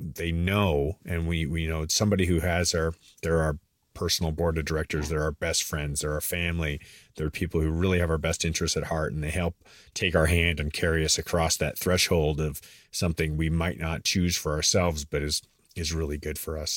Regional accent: Canada; moved away as an adult; now in United States; I was born and raised in Canada

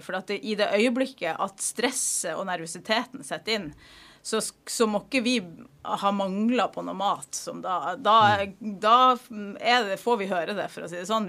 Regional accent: Narvik, Nordland, Norway; also born or lived in Eastern Norway; now in Stryn, Norway; jeg er fra Narvik i Nord-Norge, men der er det lenge siden jeg har vært.

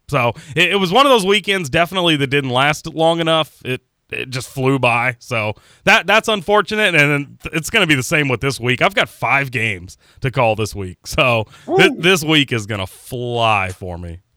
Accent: Pekin, Indiana, United States; moved away; also born or lived in Georgetown, Kentucky / Jacksonville, Florida; Pekin was my boyhood home

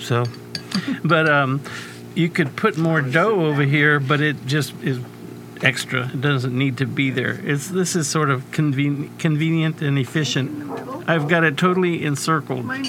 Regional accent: San Antonio, Texas, United States; I'm from San Antonio, Texas

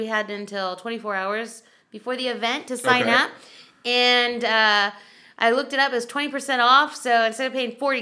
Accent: San Antonio, Texas, United States; moved away as an adult; also born or lived in Toronto; we moved from Toronto back to our hometown of San Antonio

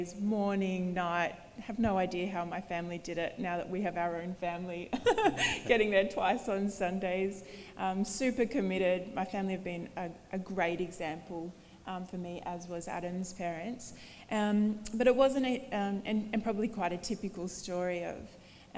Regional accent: Bendigo, Victoria, Australia; moved away; I grew up in Bendigo and Victoria, so not from New South Wales

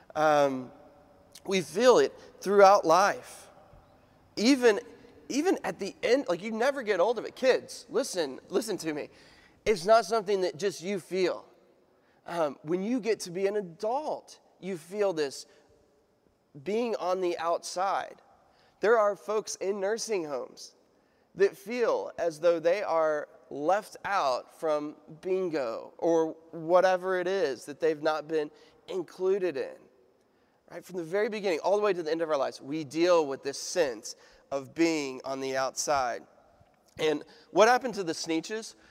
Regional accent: United States; I'm an American

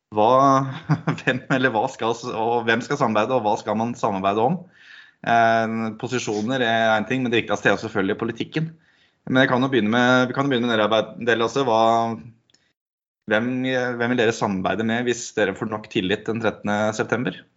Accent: Sigdal, Buskerud, Norway; Jeg vokste opp i Sigdal.

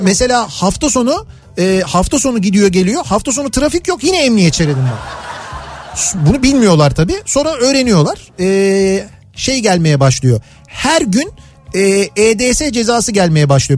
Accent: Istanbul, Turkey; Bizim çocukluğumuzda yani işte Samatya'ydı

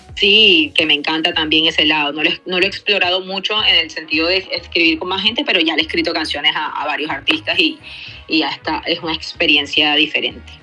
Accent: Cartagena, Bolívar, Colombia; now in Bogotá, Colombia; música que escuché creciendo en Cartagena, música que escuché ya viviendo en, Bogotá

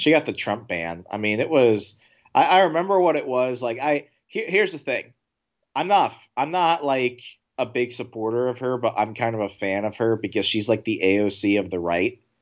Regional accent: Fairfax County, Virginia, United States; I grew up in Fairfax County, Virginia

